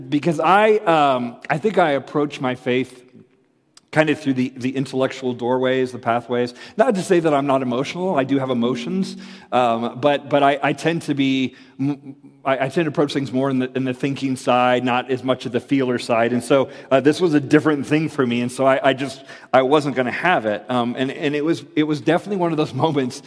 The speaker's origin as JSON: {"language": "English", "region": "Florida", "country": "United States", "tie": "born or raised there", "said": "I grew up in Florida"}